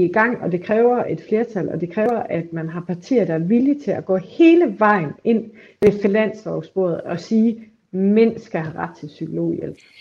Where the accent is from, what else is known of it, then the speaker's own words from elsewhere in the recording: Aarhus, Central Denmark Region, Denmark; i Aarhus, hvor jeg kommer fra